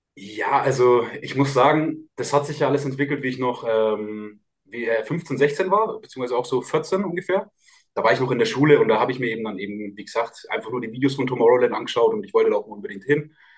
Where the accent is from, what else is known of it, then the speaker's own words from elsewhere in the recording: Lauf an der Pegnitz, Bavaria, Germany; wir kommen, ähm, aus Lauf an der Pegnitz, alle beide